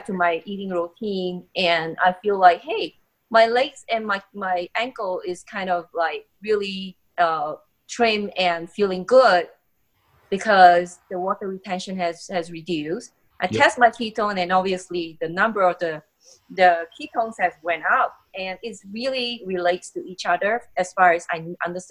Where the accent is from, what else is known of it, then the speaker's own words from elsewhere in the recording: Singapore; moved away as an adult; now in United States; I grew up in Singapore